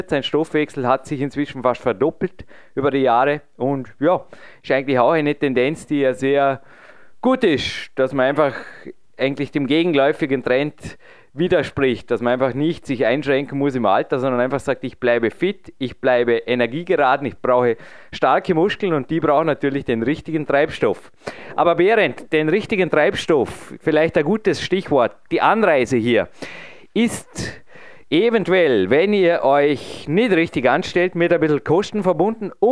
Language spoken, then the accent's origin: German; Vorarlberg, Austria; Also ich muss einfach als darf als Vorarlberger sagen, der jetzt diesen Sommer 38 wird